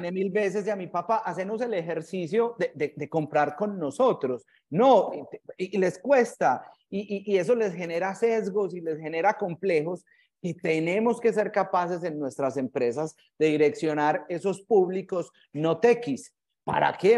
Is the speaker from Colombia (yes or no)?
yes; Medellín, Antioquia, Colombia; also born or lived in Manchester, England; yo soy egresado del San Ignacio, el 93, colegio de hombres, pues acá en Medellín